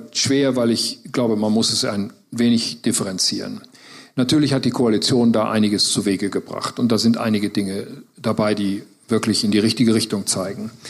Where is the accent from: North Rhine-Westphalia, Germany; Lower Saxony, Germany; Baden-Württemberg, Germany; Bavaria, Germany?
North Rhine-Westphalia, Germany; Äh, gut, ich komme nun mal aus Westfalen und die sind Stört.